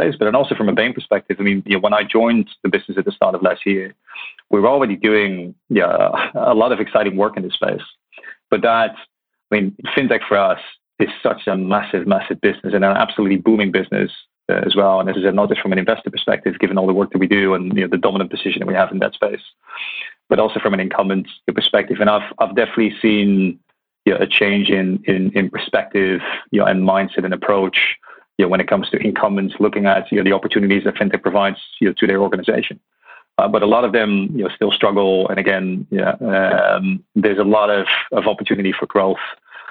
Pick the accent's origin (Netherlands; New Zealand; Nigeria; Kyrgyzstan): Netherlands; moved away as an adult; also born or lived in Hong Kong / Middle East; now in London, United Kingdom; So I was born in Holland